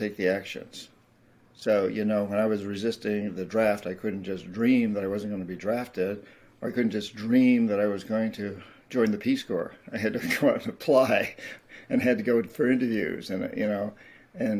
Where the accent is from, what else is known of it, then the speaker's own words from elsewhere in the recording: United States; Being an American